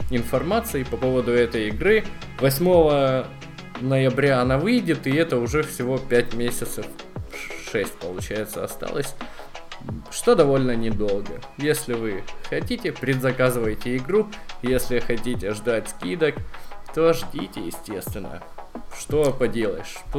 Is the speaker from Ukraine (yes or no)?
yes; Ukraine; напомню что мы из Украины